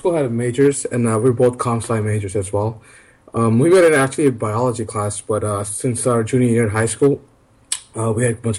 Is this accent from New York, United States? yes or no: yes; New York City, New York, United States; now in Austin, United States; I'm actually from New York City as well, but currently I live in Austin, Texas